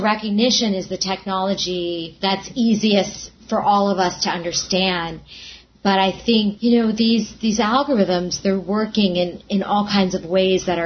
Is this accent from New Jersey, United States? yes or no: no; New York, United States; I'm a New Yorker